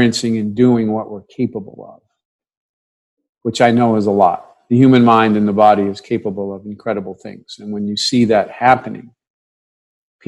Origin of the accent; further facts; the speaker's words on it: New York City, New York, United States; I grew up in New York City